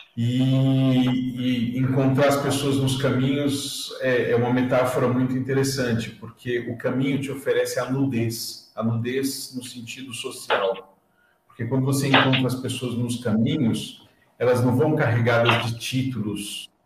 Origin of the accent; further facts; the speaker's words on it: Santo André, São Paulo, Brazil; eu sou de Santo André, né? eu sou aqui da região próxima